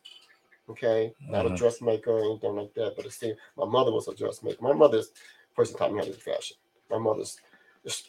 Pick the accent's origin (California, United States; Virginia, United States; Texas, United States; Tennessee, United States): California, United States; Carson; also born or lived in 81st Street, Los Angeles; I grew up in Carson